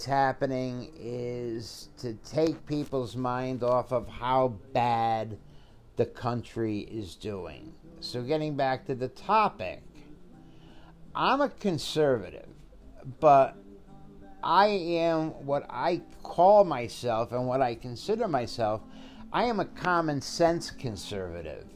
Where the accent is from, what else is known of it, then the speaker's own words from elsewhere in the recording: Connecticut, United States; I come from a predominantly Italian Catholic neighborhood in a small town in Connecticut